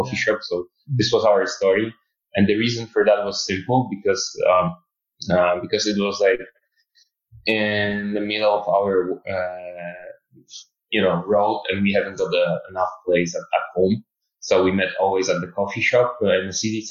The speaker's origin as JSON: {"language": "English", "country": "Poland", "also_born_or_lived": "Munich, Germany", "moved": "as an adult", "said": "I'm originally I'm from Poland, but I live in Germany, Munich for 4 years"}